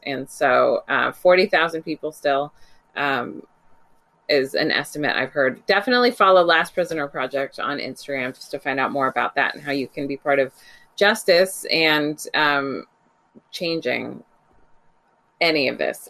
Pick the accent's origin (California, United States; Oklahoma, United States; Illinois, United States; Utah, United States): California, United States; Bay Area; moved away; back home to California, which is where I grew up. I grew up in the Bay Area